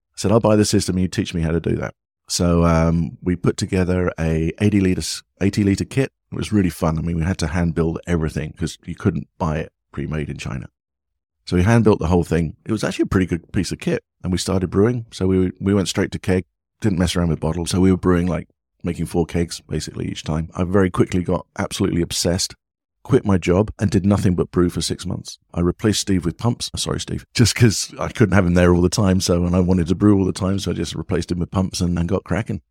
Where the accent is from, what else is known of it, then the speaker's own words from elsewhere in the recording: England, United Kingdom; moved away as an adult; also born or lived in United States; now in Vietnam; being an Englishman